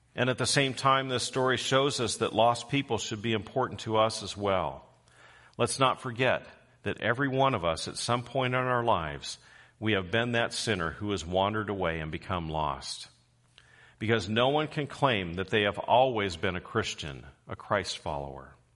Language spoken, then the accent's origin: English; Southern California, United States; I grew up in Southern California